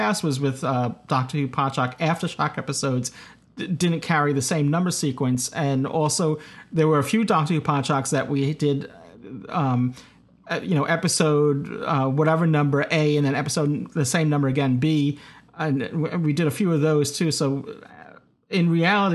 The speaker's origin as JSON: {"language": "English", "region": "New York", "country": "United States", "said": "a New Yorker"}